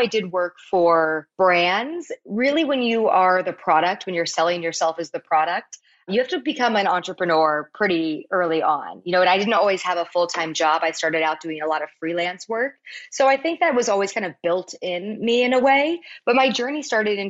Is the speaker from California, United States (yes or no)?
yes; Palos Verdes, California, United States; my hometown of Palos Verdes